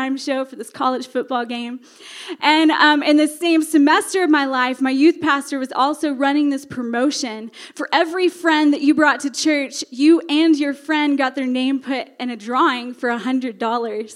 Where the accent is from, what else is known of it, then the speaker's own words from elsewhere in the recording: Joshua, Texas, United States; I grew up in this small town called Joshua, Texas